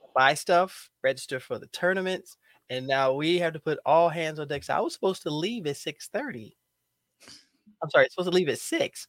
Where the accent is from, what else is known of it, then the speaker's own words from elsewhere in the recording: Indianapolis, Indiana, United States; I'm from Indianapolis, so guess what? White Castle was everywhere